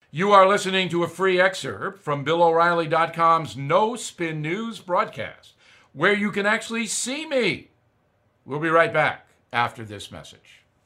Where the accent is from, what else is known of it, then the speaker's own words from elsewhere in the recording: United States; I'm saying that as an American